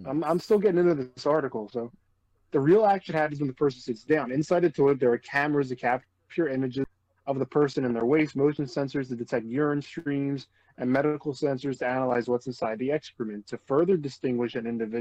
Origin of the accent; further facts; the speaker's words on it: United States; I'm an American and I don't say